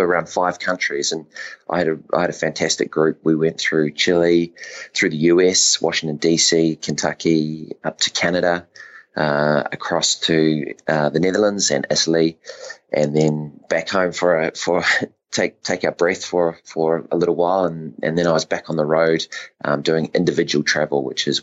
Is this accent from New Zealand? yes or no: yes; North Island, Manawatū-Whanganui, New Zealand; I'm a dairy farmer from the Manawatu, which is in the North Island of New Zealand, lower central North Island